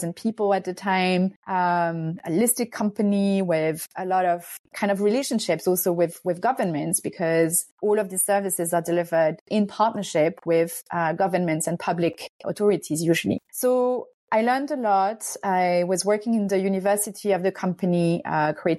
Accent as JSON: {"language": "English", "country": "France", "tie": "born or raised there", "said": "I'm Hungarian, but I'm also French. I grew up in France."}